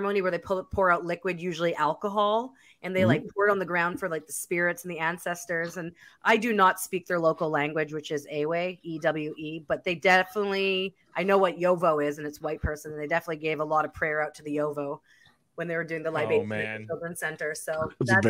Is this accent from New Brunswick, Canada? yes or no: no; Winnipeg, Manitoba, Canada; Yeah, Manitoba. I'm from Winnipeg, Manitoba.